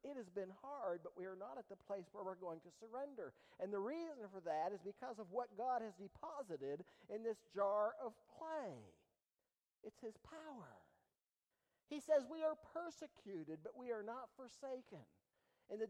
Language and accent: English; East Liverpool, Ohio, United States; I'm from East Liverpool